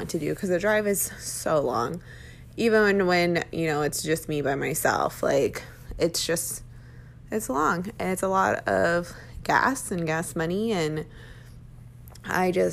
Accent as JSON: {"language": "English", "town": "Round Rock", "region": "Texas", "country": "United States", "tie": "born or raised there", "moved": "as an adult", "lives_now": "Arizona, United States", "said": "my hometown is really awesome. I'm from Round Rock, Texas"}